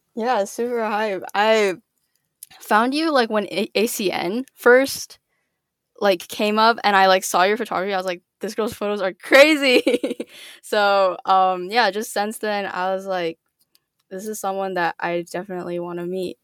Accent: California, United States; I grew up in California

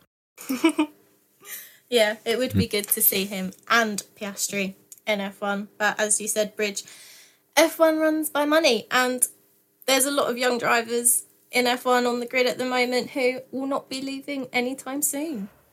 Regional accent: Essex, East of England, United Kingdom; I'm from Essex

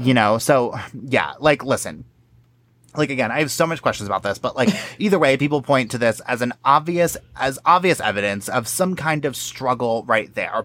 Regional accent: New York, United States; I'm from New York

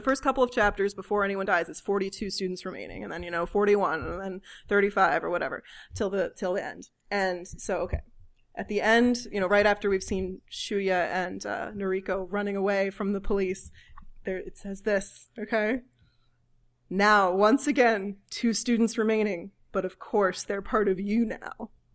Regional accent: United States; as an American

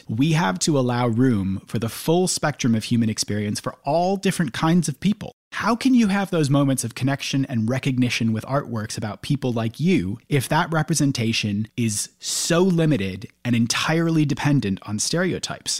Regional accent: United States; I grew up in the States

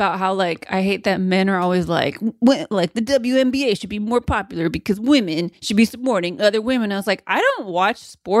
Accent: Modesto, California, United States; I'm not from the Bay. I'm from Modesto.

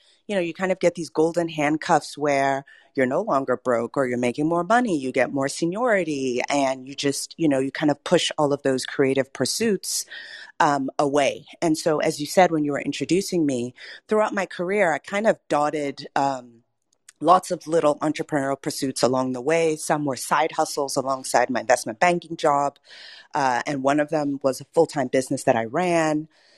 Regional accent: Cambridge, Massachusetts, United States; also born or lived in Nigeria; I'm a first-generation American born to Nigerian parents some 40-some-odd years ago. I was born in Cambridge, Massachusetts, grew up there for the first 10 years of my life, and then moved to Nigeria to go to middle school and high school

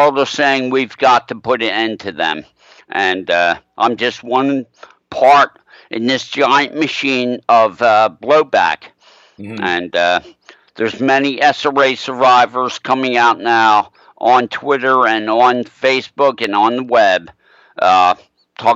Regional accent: Arden, Delaware, United States; I grew up in Arden, Delaware, a deep state protected Illuminati pedophile village

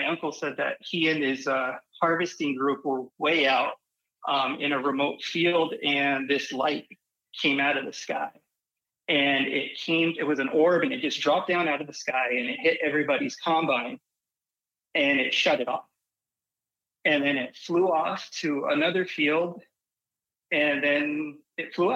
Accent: Arizona, United States; I grew up in Arizona

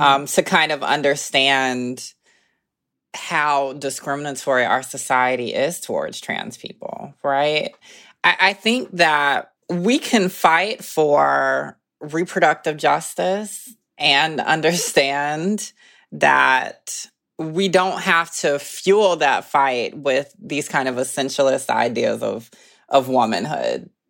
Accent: the South, United States; moved away as an adult; now in Brooklyn, United States; being Southern

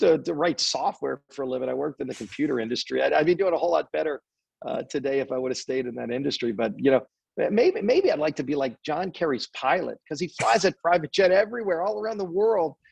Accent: New Orleans, Louisiana, United States; I come from New Orleans

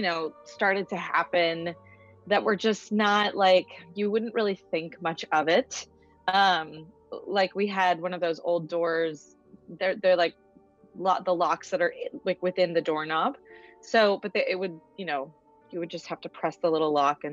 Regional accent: New York City, New York, United States; I'm from New York, New York.

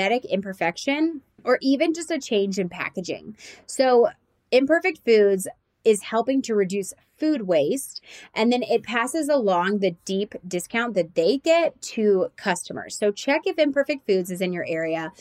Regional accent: Nashville and Atlanta, the South, United States; we're from Nashville and Atlanta

